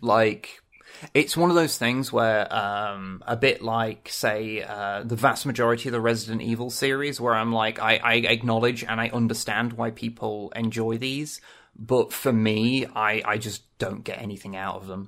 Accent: England, United Kingdom; I'm English

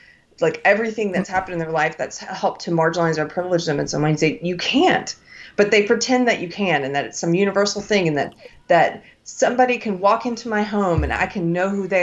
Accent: United States; I was born in America. I'm an American

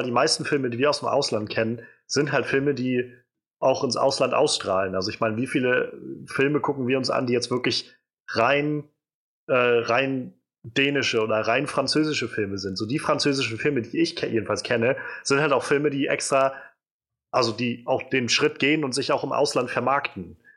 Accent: Rhineland-Palatinate, Germany; Zum Beispiel, ich komme ja, aus Rheinland-Pfalz.

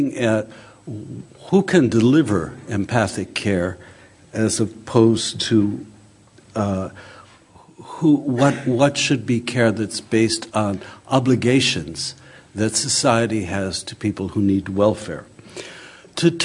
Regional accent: Chicago, Illinois, United States; the housing estate in which I grew up in Chicago in the 1950s

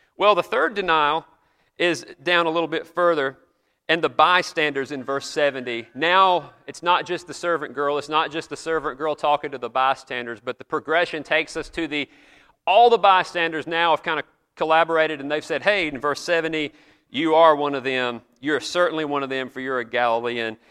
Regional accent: the South, United States; accent: Southern; if you guess places like South Carolina, Georgia, North Carolina, that's usually what I get

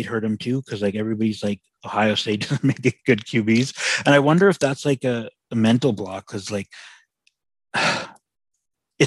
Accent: Vancouver, British Columbia, Canada; I'm from Vancouver, Canada

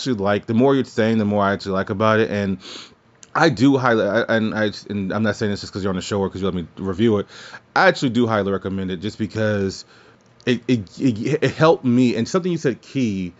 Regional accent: New Orleans, Louisiana, United States; moved away; I'm actually from New Orleans

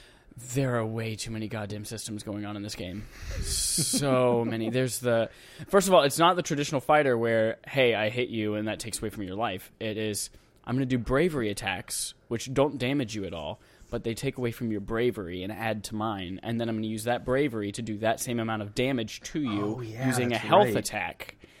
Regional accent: United States; I just want to go in and shoot things because I'm an American.

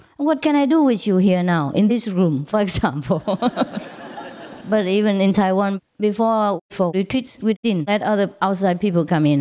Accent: Vietnam; moved away; I was born in Vietnam

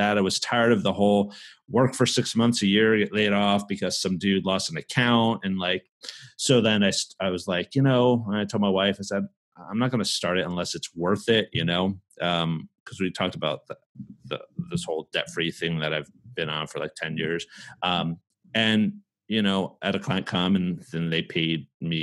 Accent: New Jersey, United States; also born or lived in New York; I'm from New Jersey and I was born in New York, raised in Jersey

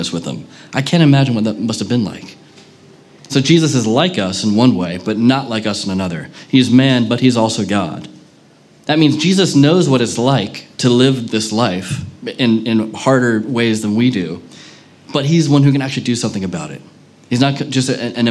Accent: United States; now in Manchester, United Kingdom; especially as an American

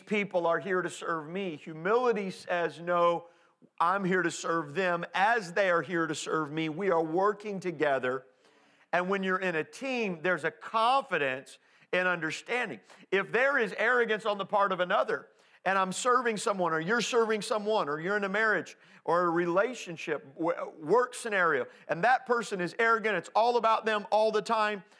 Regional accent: Indianapolis, Indiana, United States; growing up in Indianapolis

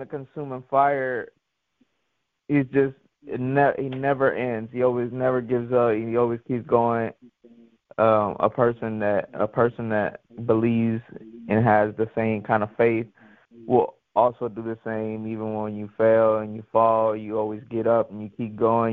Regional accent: York, Pennsylvania, United States; moved away; also born or lived in Guayama, Puerto Rico / North Carolina / Texas; my parents moved us to York, Pennsylvania, when we came from Puerto Rico. It was roughly about like 5 or 6

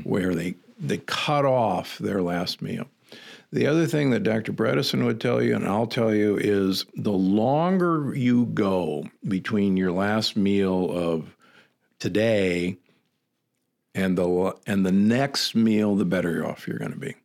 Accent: Midwest, United States; also born or lived in Omaha / Saint Louis; growing up in the Midwest

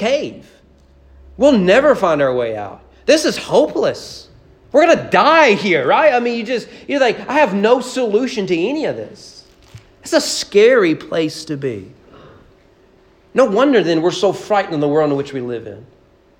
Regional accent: United States; we as American evangelicals

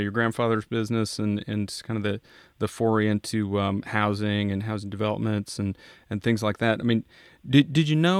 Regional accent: Iowa, United States; I grew up in Iowa, and my father was a contractor

